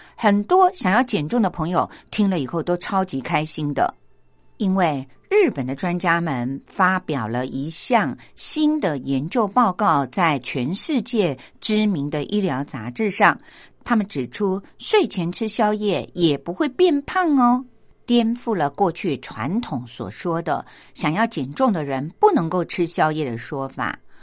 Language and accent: Chinese; Taiwan; 我们台湾人